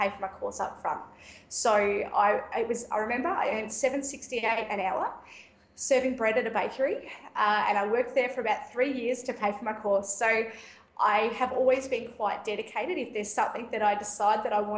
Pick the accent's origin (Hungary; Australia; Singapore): Australia; Ocean Grove, Victoria; I'm a remedial massage therapist and Bowen therapist from Southern Victoria in Ocean Grove, about 120 k's south of Melbourne